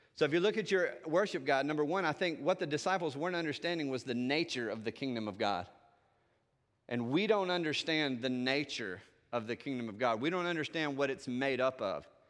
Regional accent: the South, Southern United States, United States; accent: Southern; I can speak with my Southern accent

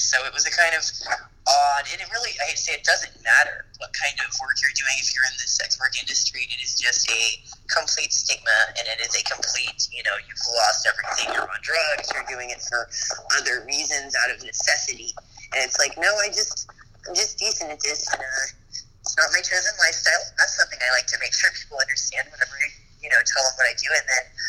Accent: Tulsa, Oklahoma, United States; also born or lived in Pawnee, Oklahoma; I'm from Tulsa, Oklahoma, by way of Pawnee, Oklahoma

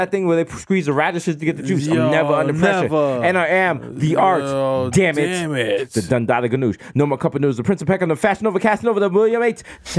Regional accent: Jamaica; I am Jamaican and a Jew.

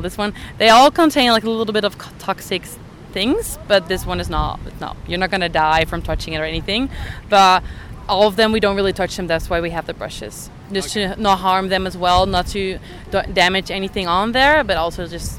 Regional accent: Netherlands; moved away as an adult; I'm a student from the Netherlands

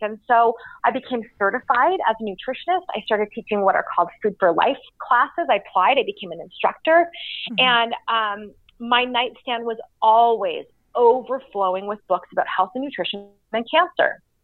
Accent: Canada; moved away as an adult; now in Utah, United States; I grew up in Canada

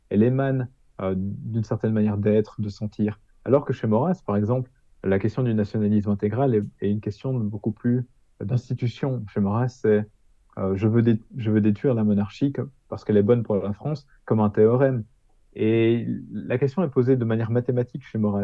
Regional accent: Hainaut, Wallonia, Belgium; je suis belge dans mon cas, je suis belge du Hainaut

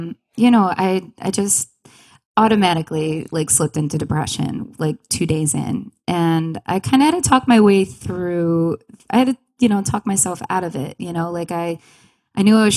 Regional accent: Long Island, New York, United States; moved away as an adult; now in Rochester, United States; I'm originally from Long Island

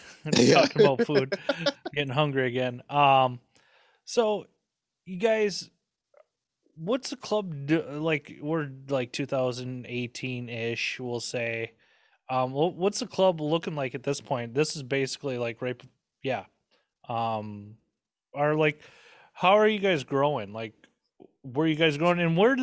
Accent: Texas, United States; Well, shit, I'm from Texas

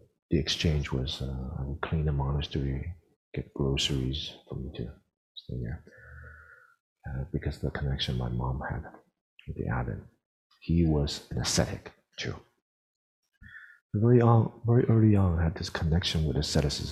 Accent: United States; growing up in the United States

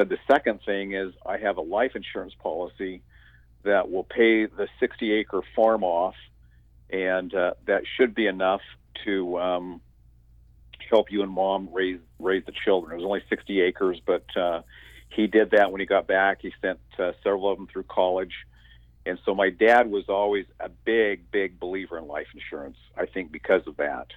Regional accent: Southeastern Washington State, United States; now in North Carolina, United States; Southeastern Washington State. Most people think that Washington is green and wet. But when you cross the mountains, there's a desert over there and a great big farming area. So I grew up in Washington State

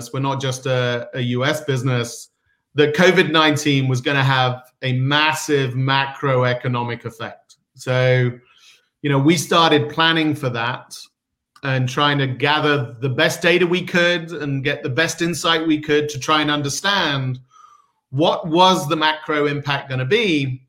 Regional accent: United Kingdom; now in United States; So I am a Brit, sort of born and raised, but been in Silicon Valley for the last 24 years. So I'm somewhere mid-Atlantic at this point.

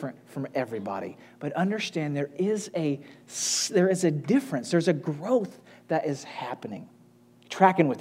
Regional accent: United States; we as American ministers

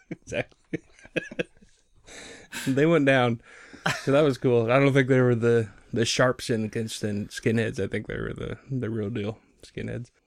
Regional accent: Bellingham, Washington, United States; born raised, uh, born and raised in Bellingham.

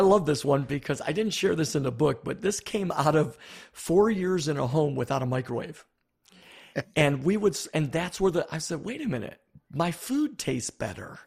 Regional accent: Buffalo, New York, United States; I grew up in Buffalo, New York.

